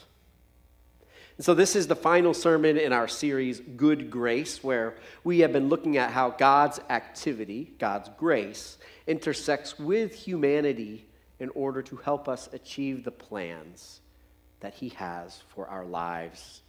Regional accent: United States; as English-speaking Americans

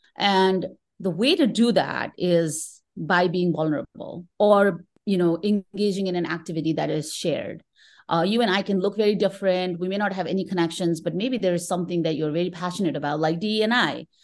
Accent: Kathmandu, Bagmati, Nepal; moved away as an adult; now in United States; I'm originally from Kathmandu, Nepal

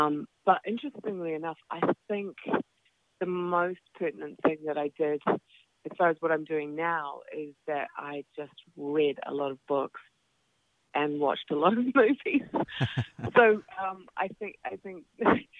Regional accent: Auckland, New Zealand; I grew up in West Auckland, and behind us was a farm.

